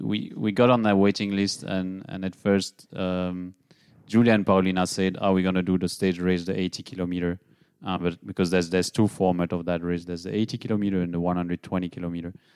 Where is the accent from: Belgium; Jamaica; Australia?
Belgium; moved away as an adult; now in Nuremberg, Germany; from Belgium, but living in Nuremberg for the last seven years already